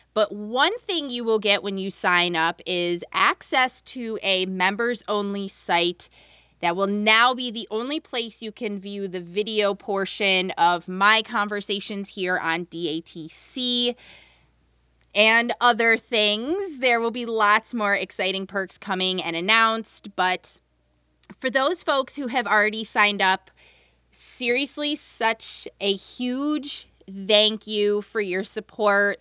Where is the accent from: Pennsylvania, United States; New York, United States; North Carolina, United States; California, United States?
North Carolina, United States; Jacksonville; I was born and raised in Jacksonville, North Carolina, which is not far from Wilmington, like half an hour.